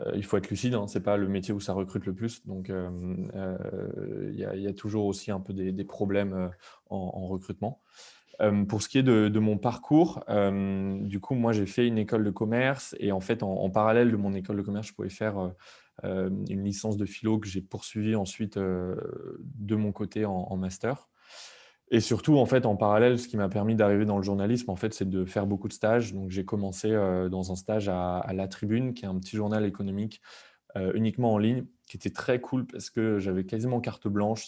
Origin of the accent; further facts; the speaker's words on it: France; nous, en tant que Français, on a été éduqués là-dessus